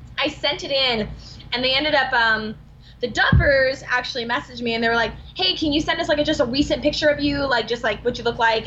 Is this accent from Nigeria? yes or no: no; Alabama, United States; I went back to Alabama